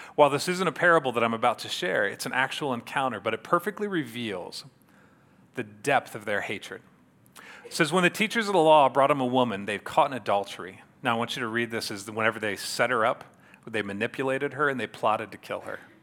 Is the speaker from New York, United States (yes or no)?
no; Yorktown, Indiana, United States; I grew up here in Yorktown, so I was a native here